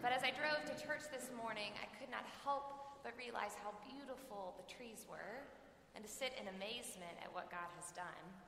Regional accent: Kansas City, United States; also born or lived in Texas; now in Dallas, United States; I grew up in Kansas City, and in Kansas City, fall happens in early October, so it has been somewhat of an adjustment to realize that in Texas, fall happened yesterday

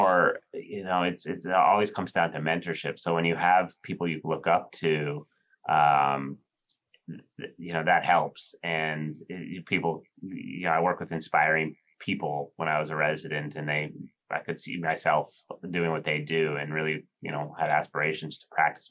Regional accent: San Francisco Bay Area, California, United States; moved away as an adult; also born or lived in New York; now in New Haven, United States; I grew up on the West Coast in the San Francisco Bay Area

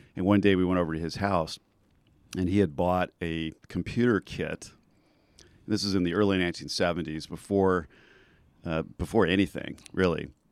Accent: Southern California, United States; also born or lived in Bay Area / Silicon Valley; now in Santa Barbara, United States; I'm originally from Southern California

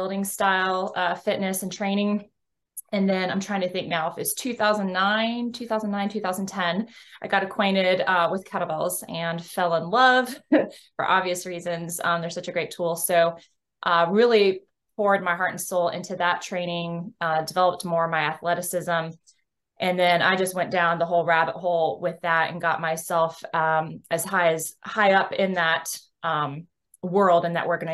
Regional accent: Texas, United States; I hail from the Lone Star State of Texas.

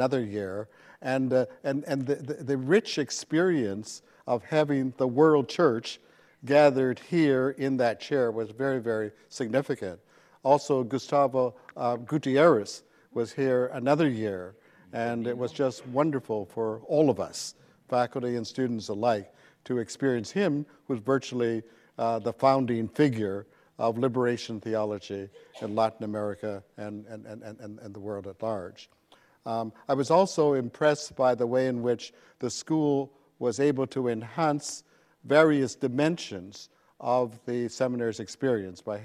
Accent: Canada; moved away as an adult; also born or lived in Nashville, Tennessee; now in Princeton, United States; I'm originally from Canada, and I did my undergraduate and Master of Divinity degrees in Canada.

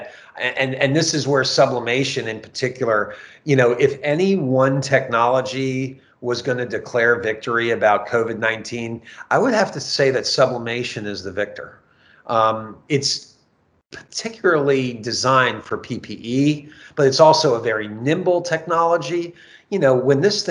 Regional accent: New Jersey, United States; now in South Carolina, United States; I'm from New Jersey

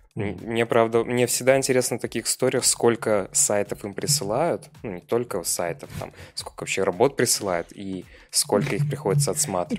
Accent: Pinsk, Brest Region, Belarus; also born or lived in Minsk; я же из Пинска.

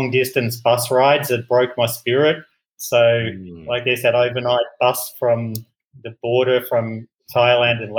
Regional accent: Melbourne, Victoria, Australia; moved away as an adult; also born or lived in London; now in Ho Chi Minh City, Vietnam; I'm originally from Melbourne, Australia, and I've been sort of living the expat working abroad life since 1999 when I moved to London

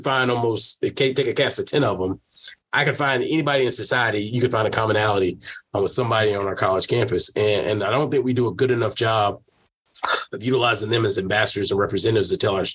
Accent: South Carolina, United States; moved away as an adult; also born or lived in Washington State; now in Toledo, United States; growing up in South Carolina

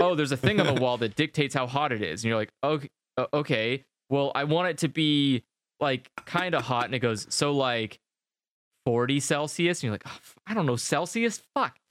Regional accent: United States; moved away; as an American

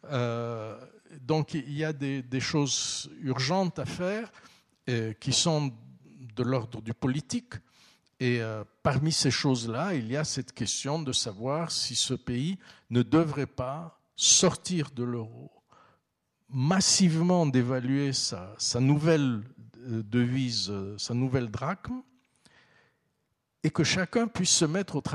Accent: Istanbul, Turkey; Donc bien sûr, quand je suis à Istanbul, je suis né en Karam, j'ai grandi à Istanbul. Bien sûr, je suis très très attaché à, à, cet endroit

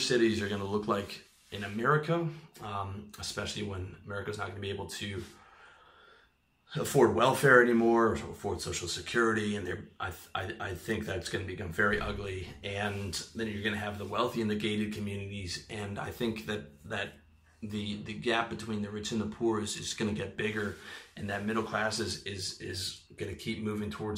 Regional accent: Canada; I'm from Canada

